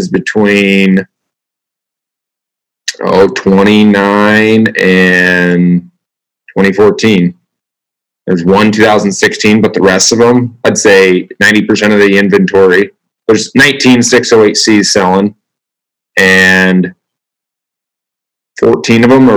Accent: Southeast Iowa, United States; Southeast Iowa. It's actually where I grew up

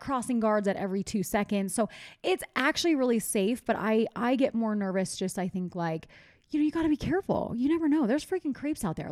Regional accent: East Coast, United States; I'm from the East Coast

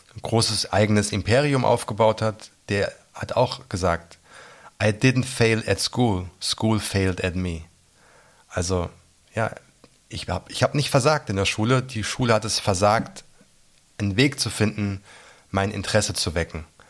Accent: near Giessen, Central Hesse, Germany; moved away as an adult; also born or lived in London; now in Berlin, Germany; bin in Hessen geboren, in Mittelhessen in der Nähe von Gießen

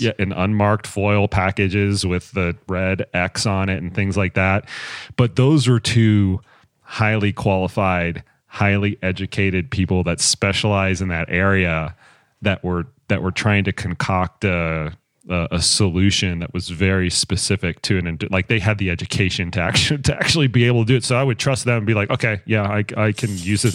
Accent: Texas, United States; I grew up in Texas

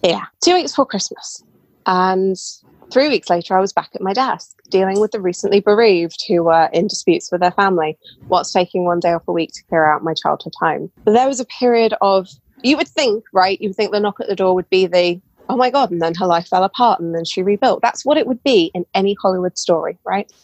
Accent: United Kingdom; so as you can tell, probably from my voice, I'm British. Um, I live in England.

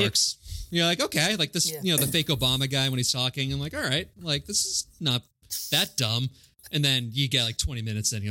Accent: Louisiana, United States; I'm French Canadian. I'm from Louisiana.

